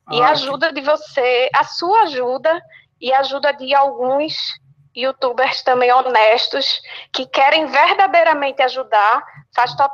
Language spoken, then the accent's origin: Portuguese; Recife, Pernambuco, Brazil; moved away as an adult; now in Orlando, United States; Sou de Recife, mas eu já tô aqui em Orlando.